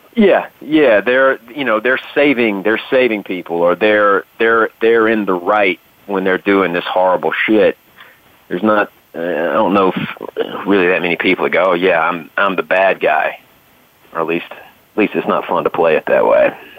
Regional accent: the South, United States; I grew up in the South

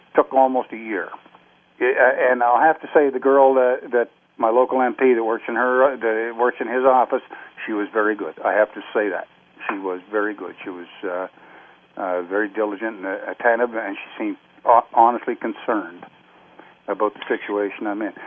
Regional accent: Canada; also born or lived in Greenock, Scotland; I've been here since I was nine months old. You know, I'm a Canadian.

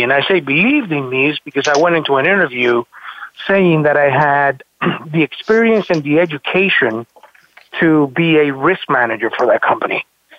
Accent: Florida, United States; Decided to move back to my hometown and where I kind of grew up in South Florida.

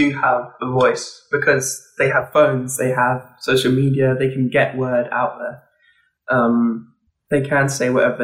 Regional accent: Kent, South East England, United Kingdom; I'm from Kent in England

